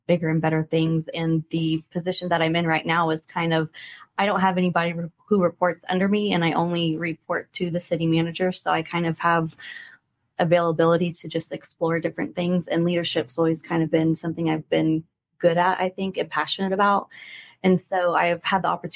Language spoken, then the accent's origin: English; Buda, Texas, United States; moved away as an adult; also born or lived in Stephenville, Texas / Bastrop, Texas; now in Kerrville, United States; I grew up in Buda